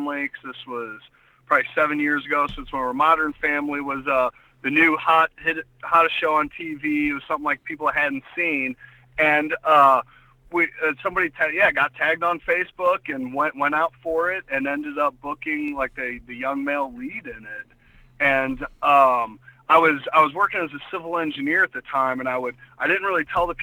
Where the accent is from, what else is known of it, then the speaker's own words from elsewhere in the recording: St. Louis, Missouri, United States; moved away as an adult; now in Los Angeles, United States; Growing up in St. Louis was pretty cool